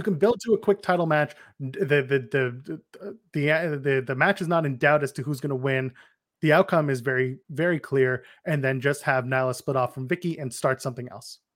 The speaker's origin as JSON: {"language": "English", "country": "Canada", "said": "I'm Canadian"}